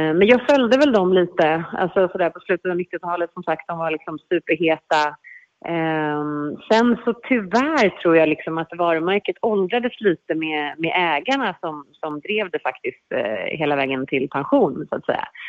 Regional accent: Stockholm, Stockholm County, Sweden; moved away as an adult; now in Mallorca, Spain; jag växte upp i Stockholm

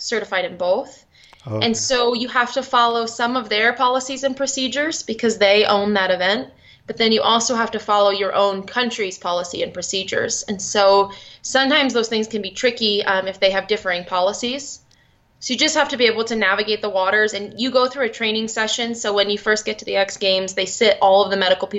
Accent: Connecticut, United States; also born or lived in Boston, Massachusetts; now in Park City, United States; I'm originally from Connecticut, and then I lived in Boston.

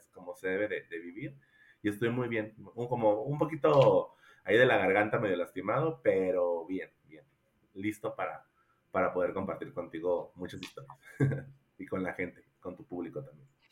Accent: Coatzacoalcos, Veracruz, Mexico; now in Querétaro, Mexico; soy originario de Coatzacoalcos, Veracruz

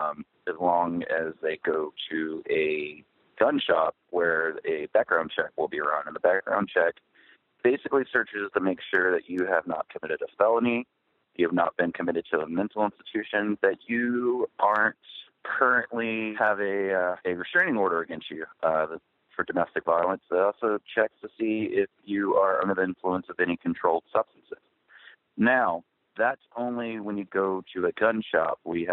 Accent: Texas, United States; I'm from Texas, and I grew up working on a ranch where guns were a part of everyday life.

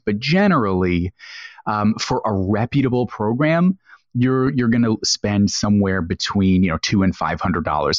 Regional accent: United States; So I'm an American

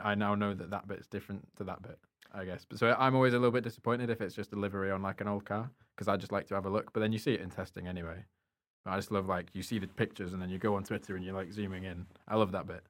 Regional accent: United Kingdom; as a European, as a British person

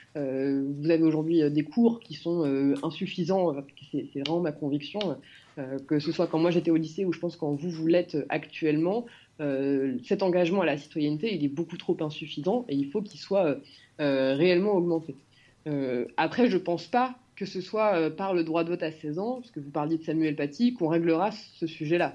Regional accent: France; je suis particulièrement fière d'être française

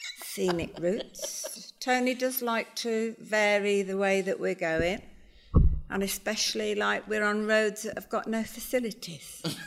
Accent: Worcester, West Midlands, United Kingdom; now in Spain; I'm from Worcester originally.

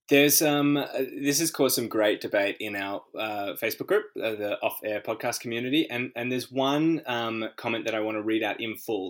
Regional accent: Australia; which was be born here

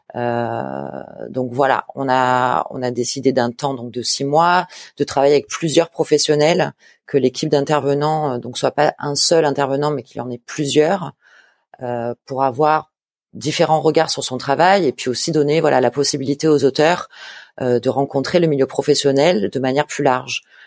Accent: a small village 30 km from Marseille, Provence-Alpes-Côte d'Azur, France; J'ai grandi à Marseille, dans un petit village à 30 km de Marseille

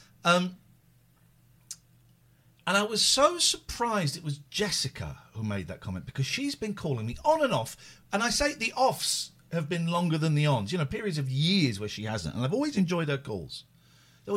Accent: Slough, South East England, United Kingdom; moved away; I grew up in Slough

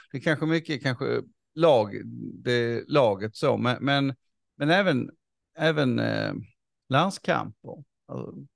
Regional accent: Sweden; som, som svensk

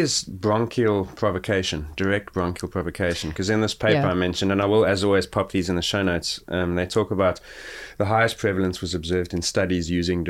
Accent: Gauteng, South Africa; because I grew up near Johannesburg where it's considerably colder than Cape Town

